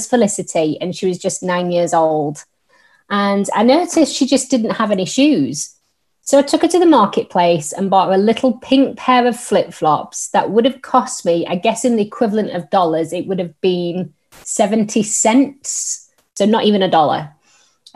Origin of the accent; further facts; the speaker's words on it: Yorkshire and the Humber, United Kingdom; accent: northern; now in Staffordshire, United Kingdom; I am originally from Yorkshire, hence my very northern tones, but I'm currently living in Staffordshire